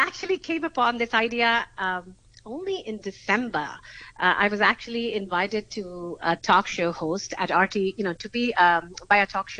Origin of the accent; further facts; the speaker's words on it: India; moved away as an adult; also born or lived in United States; now in Hong Kong; I was born and raised in India